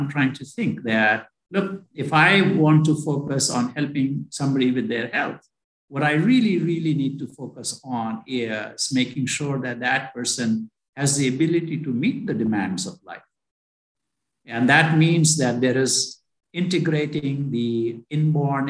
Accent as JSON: {"language": "English", "country": "India", "tie": "born or raised there", "moved": "as an adult", "said": "I was born in India. I went to medical school in India"}